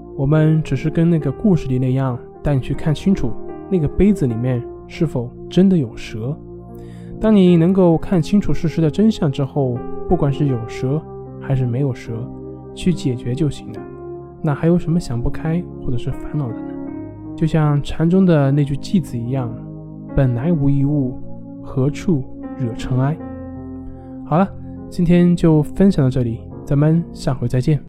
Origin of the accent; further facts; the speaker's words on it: China; 我们中国人